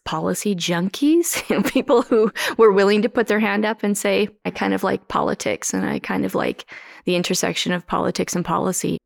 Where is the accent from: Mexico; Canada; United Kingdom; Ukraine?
Canada; Mossbank, Saskatchewan; Both Dave and I grew up in the Moss Bank area